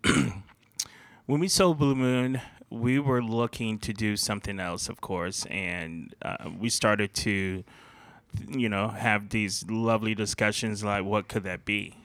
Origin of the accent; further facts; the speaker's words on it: Fort Lauderdale, Florida, United States; moved away; I worked in a lot of mom and pops growing up in Fort Lauderdale.